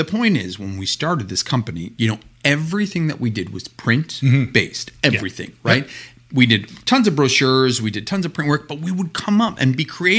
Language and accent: English; Canada; we're Canadian